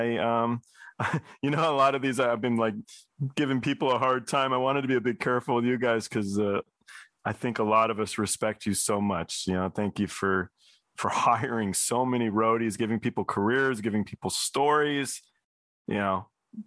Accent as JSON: {"language": "English", "region": "England", "country": "United Kingdom", "said": "I'm English. My mom's English."}